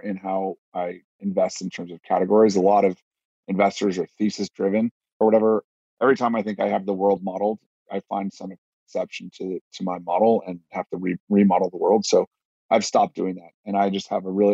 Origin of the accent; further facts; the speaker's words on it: Los Altos, California, United States; as a kid, I grew up in Silicon Valley. I'm like the only guy in tech actually from there. I grew up in a town called Los Altos